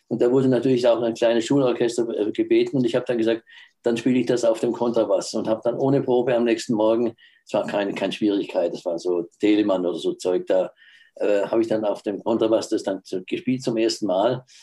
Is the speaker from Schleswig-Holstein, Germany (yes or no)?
no; Baden-Württemberg, Germany; Natürlich dann auch, als Schwabe muss man auch Maultaschen essen, ist ja klar.